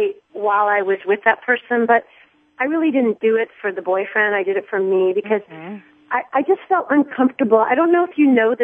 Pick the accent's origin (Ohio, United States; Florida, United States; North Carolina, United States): Florida, United States; Miami; I'm from Miami my whole life when I was young